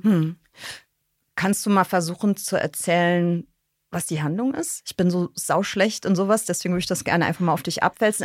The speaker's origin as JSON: {"language": "German", "town": "Bonn", "region": "North Rhine-Westphalia", "country": "Germany", "tie": "born or raised there", "said": "Und ich bin in Godesberg geboren, ich bin da aufgewachsen und bin da zur Schule gegangen"}